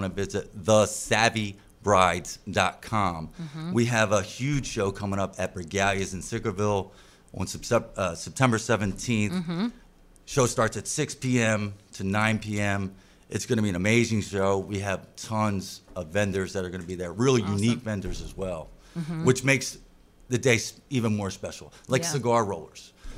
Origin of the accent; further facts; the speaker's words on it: Williamstown, New Jersey, United States; I'm actually from Williamstown